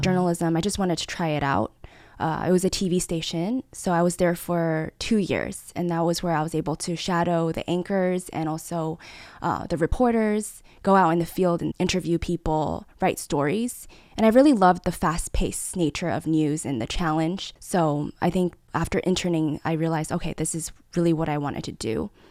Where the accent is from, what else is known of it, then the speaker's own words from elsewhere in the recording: Taipei, Taiwan; also born or lived in Los Angeles, United States; growing up in Taipei, it was such a vibrant city